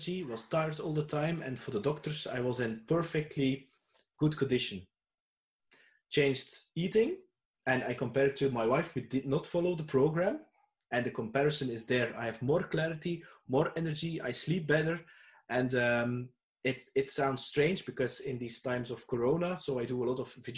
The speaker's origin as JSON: {"language": "English", "country": "Belgium", "said": "I'm from Belgium, and the region where I live is very close"}